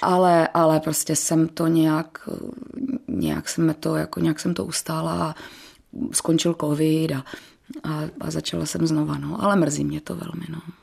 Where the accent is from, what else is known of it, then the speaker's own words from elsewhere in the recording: Bohumín, Moravian-Silesian Region, Czechia; u nás v Bohumíně byla taková velice slavná sportovní gymnastika, takže samozřejmě první kroky mých rodičů, protože jsem byla velmi neposedná, vedli tam